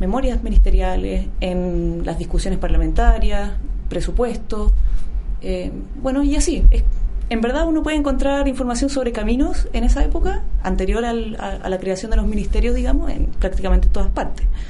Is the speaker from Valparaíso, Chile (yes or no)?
no; Chillán, Ñuble, Chile; yo soy no soy de Santiago, yo soy de Chillán